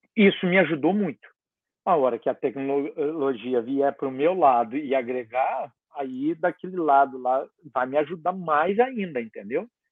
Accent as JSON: {"language": "Portuguese", "region": "south of Minas Gerais", "country": "Brazil", "moved": "yes", "said": "eu sou do sul de Minas"}